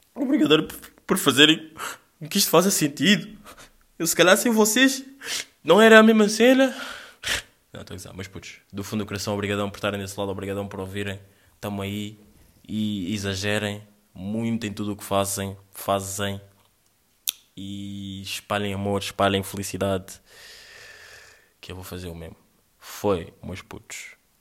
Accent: Angola; meio que está no meu sangue, meio que sou angolano

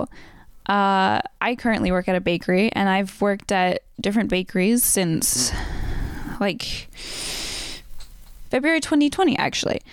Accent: Vancouver, British Columbia, Canada; also born or lived in White Rock / Burnaby / Surrey; growing up in Vancouver

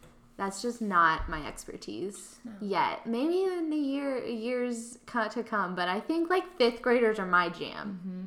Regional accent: Texas, United States; moved away as an adult; now in Oklahoma City, United States; I'm actually originally from Texas, but I moved to Oklahoma for school

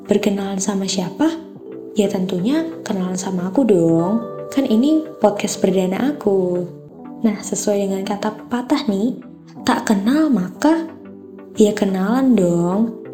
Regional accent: Magelang, Central Java, Indonesia; born there; Aku kelahiran Magelang 28 Maret 2004.

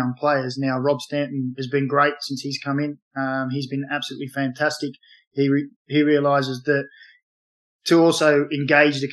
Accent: Newcastle, New South Wales, Australia; we grew up in Newcastle. We played in Newcastle

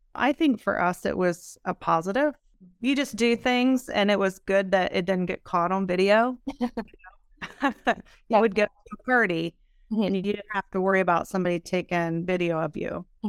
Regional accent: small town near Edison Community College, Ohio, United States; moved away as an adult; now in Columbus, United States; I played basketball at Edison for two years, which is a community college close to my hometown

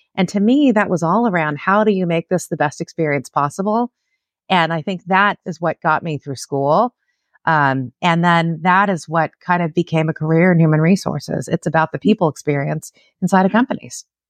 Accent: Los Angeles, California, United States; born and raised in Southern California. I'm a Los Angeles native, like an LA gal.

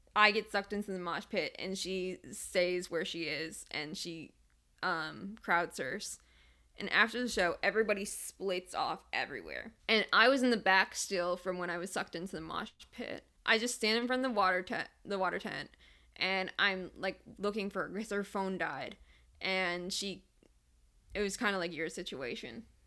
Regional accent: Detroit, Michigan, United States; I'm from Metro Detroit.

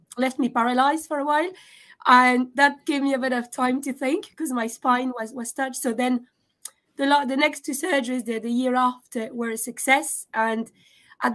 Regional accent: France; moved away as an adult; also born or lived in Scotland / Russia; now in Dublin, Ireland; I was born in France, but my parents are from former Yugoslavia

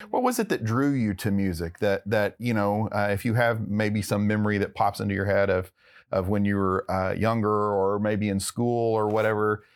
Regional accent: Texarkana, United States; now in Plano, United States; where I grew up in Texarkana

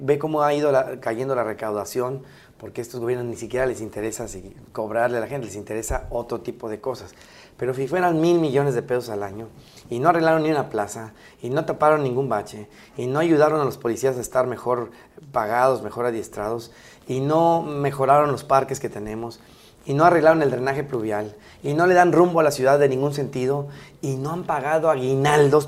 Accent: Mexico; como mexicanos

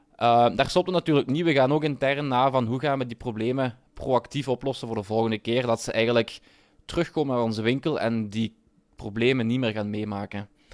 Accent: Limburg, Flanders, Belgium; Ik ben zelf een Limburger

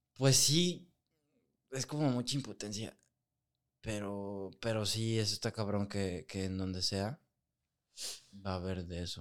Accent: Guadalajara, Jalisco, Mexico; also born or lived in Burlington, Canada; nosotros somos de Guadalajara

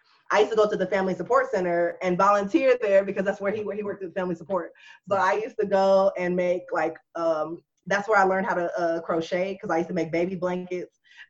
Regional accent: Japan; also born or lived in Panama; I was raised in Japan, and then I was in Panama.

